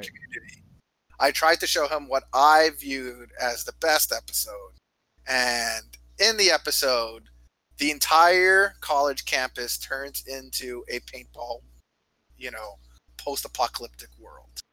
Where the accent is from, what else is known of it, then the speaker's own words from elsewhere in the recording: Canada; now in United States; I come from Canada